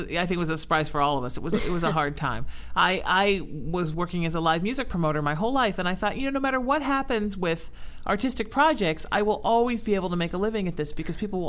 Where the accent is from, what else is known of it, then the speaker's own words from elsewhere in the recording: Huntington Beach, California, United States; I grew up in Orange County